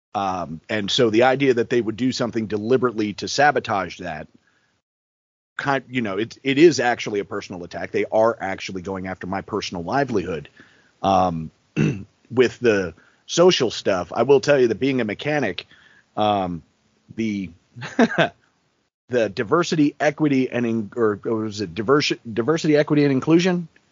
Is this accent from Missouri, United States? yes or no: no; New York City, New York, United States; moved away; I was born in New York City